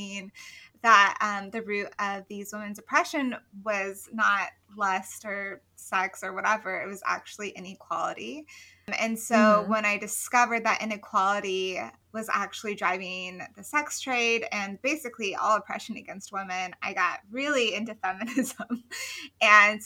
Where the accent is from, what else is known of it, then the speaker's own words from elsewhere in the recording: Colorado, United States; now in Athens, United States; I am from Colorado, but I currently reside in Athens, Georgia